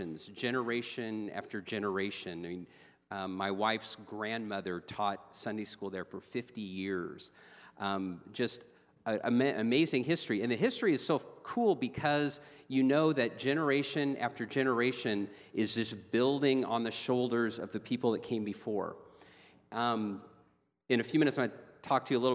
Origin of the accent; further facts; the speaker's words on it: Downey, California, United States; I grew up in Downey, California